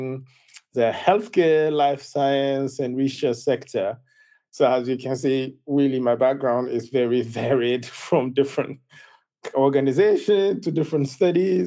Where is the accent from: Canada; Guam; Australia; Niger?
Niger; Zinder, Zinder Region; moved away as an adult; I was born in West Africa in a place called Zindia, in a country called Niger